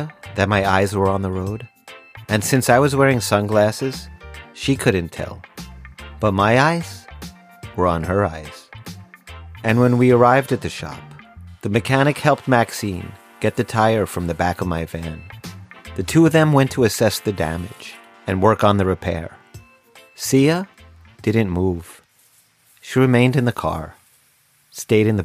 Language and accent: English; Long Island, New York, United States; accent: Long Island; also born or lived in Far Rockaway, Queens, New York; I was born in Far Rockaway, Queens, and grew up in Long Island, New York.